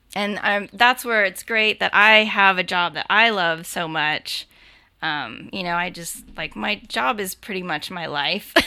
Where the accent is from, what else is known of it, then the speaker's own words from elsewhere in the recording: Burbank, California, United States; moved away; also born or lived in Hawaii / Australia / San Diego; I'm originally from Burbank, um, but have lived in Hawaii, Australia, San Diego for a really long time.